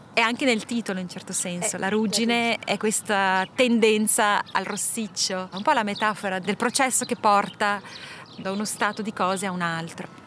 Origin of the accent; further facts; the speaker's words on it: Ticino, Switzerland; moved away as an adult; also born or lived in Minas Gerais, Brazil; now in Brazil; sono partita 18 anni dal Ticino e poi dalla Svizzera, sono 20 anni che faccio un po' avanti e indietro